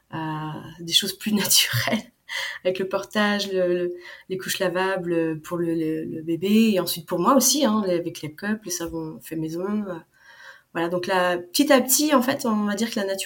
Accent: Hauts-de-France, France; en fait, je suis originaire du Nord. Alors, je sais pas si tu connais, entre Saint-Omer, entre Lille et Calais.

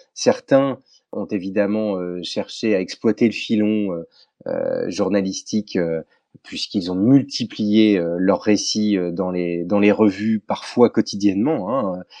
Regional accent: France; chez nous en France

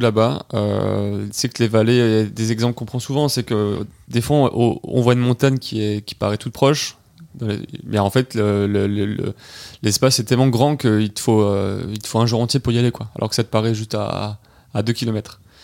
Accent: Nice, Provence-Alpes-Côte d'Azur, France; on est trois jeunes euh, niçois

